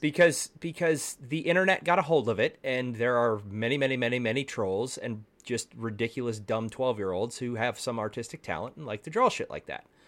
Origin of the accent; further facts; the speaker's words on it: Texas, United States; I'm from Texas